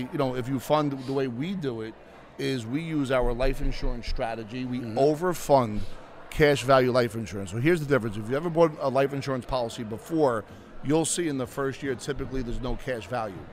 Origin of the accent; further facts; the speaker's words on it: Bayonne, New Jersey, United States; I grew up in Bayonne, 75,000 people, 3 miles